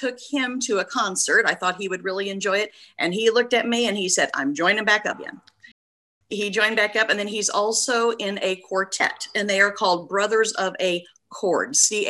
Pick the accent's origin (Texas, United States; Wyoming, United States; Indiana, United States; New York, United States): Indiana, United States; Clay City; now in Indianapolis, United States; I grew up in Clay City, Indiana, which is down by Terre Haute, Indiana